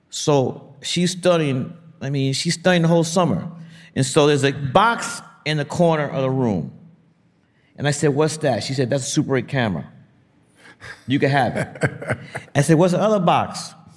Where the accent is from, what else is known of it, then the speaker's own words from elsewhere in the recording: New York City, New York, United States; I grew up in the Republic of Brooklyn